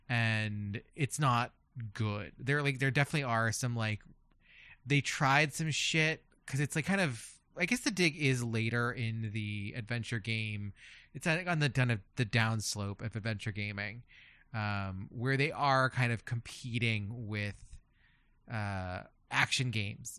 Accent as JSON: {"language": "English", "town": "Philadelphia", "region": "Pennsylvania", "country": "United States", "said": "we're from Philadelphia"}